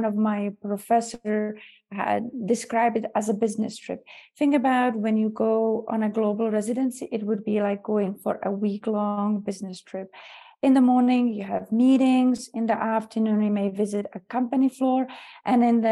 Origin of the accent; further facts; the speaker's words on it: Czechia; now in United States; I am from Czech Republic, originally born and raised